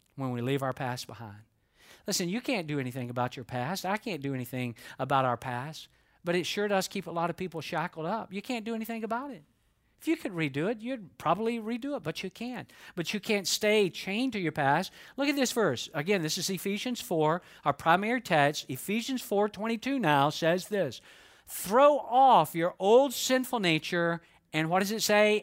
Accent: Georgia, United States; Even though I am from Georgia, I can talk quickly when I need to.

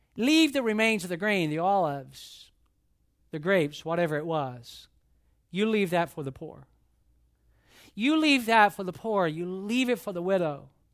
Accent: Atlanta, Georgia, United States; moved away; I grew up in Atlanta.

